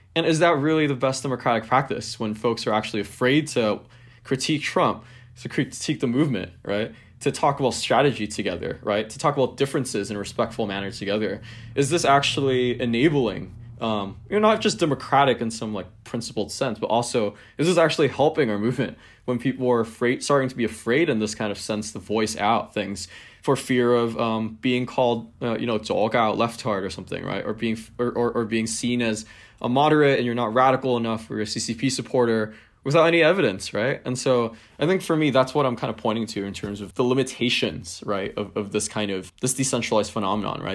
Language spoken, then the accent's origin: English; Hong Kong; growing up in Hong Kong